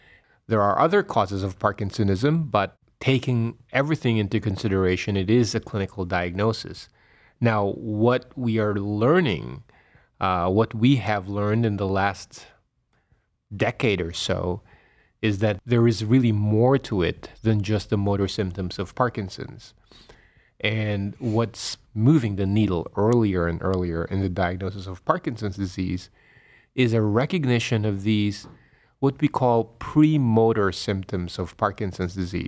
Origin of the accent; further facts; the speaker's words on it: Manila, Metro Manila, Philippines; moved away as an adult; also born or lived in Pennsylvania / Boston / Rhode Island / Florida; now in Cleveland, United States; I was born in the Philippines. I was born and raised in the Philippines in Manila. And I did all my postgraduate training here in the United States.